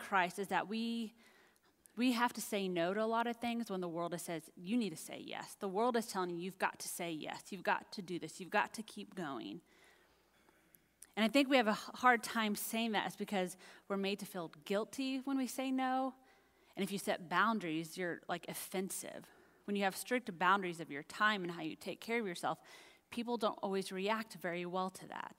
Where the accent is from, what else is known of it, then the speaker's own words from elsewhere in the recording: United States; also born or lived in Dallas, Texas; being an American, and especially here in Dallas